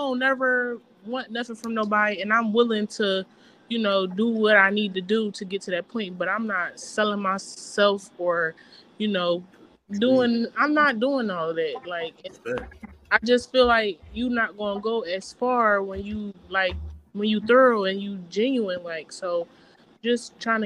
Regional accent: Philadelphia, Pennsylvania, United States; also born or lived in Atlanta; I am from Philly

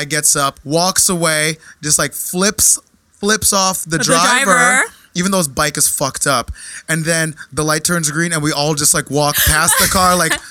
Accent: New Jersey, United States; moved away as an adult; also born or lived in Portland, Oregon / Brooklyn; now in New York, United States; I'm from New Jersey originally

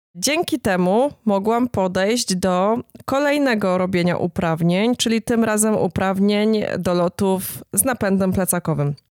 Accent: Jastrzębie-Zdrój, Silesian Voivodeship, Poland; now in Dąbrowa Górnicza, Poland; pochodzę z Jastrzębia Zdroju, ale od kilkunastu lat mieszkam w Zagłębiu Dąbrowskim, a konkretnie w Dąbrowie Górniczej

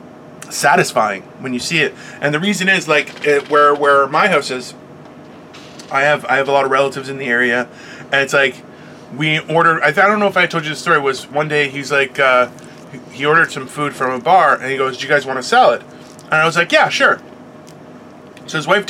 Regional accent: Brampton, Ontario, Canada; I grew up in Brampton. We had tons of farmers in the area

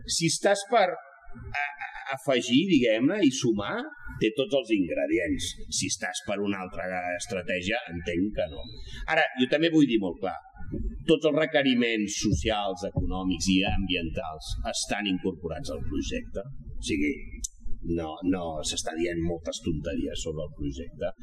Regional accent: Catalonia, Spain; ho defenso com a català

